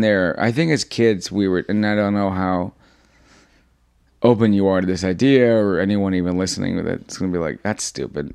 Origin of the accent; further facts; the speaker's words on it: New York City, New York, United States; I was born here. I was raised in Jackson Heights, Queens